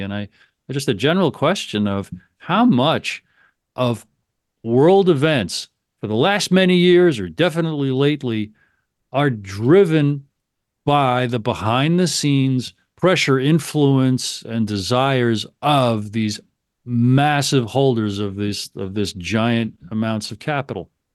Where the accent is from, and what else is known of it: United States